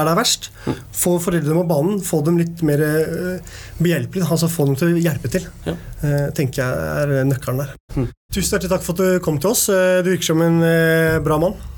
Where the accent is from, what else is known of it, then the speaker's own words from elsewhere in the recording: Oslo, Norway; jeg vokste opp på Tveita